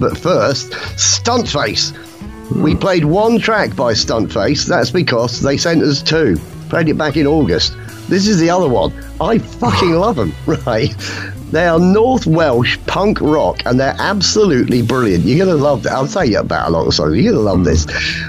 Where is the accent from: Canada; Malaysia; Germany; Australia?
Germany; Well, let's say Germany.